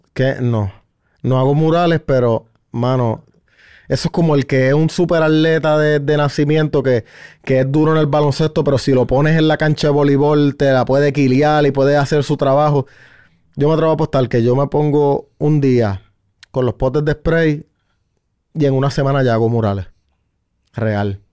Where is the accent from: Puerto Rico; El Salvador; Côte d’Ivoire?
Puerto Rico; San Sebastián; yo vengo del pueblo de San Sebastián